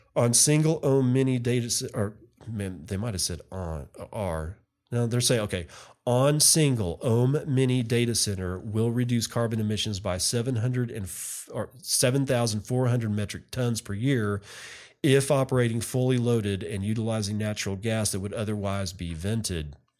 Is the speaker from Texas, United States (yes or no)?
yes; West Texas, United States; I'm a redneck from West Texas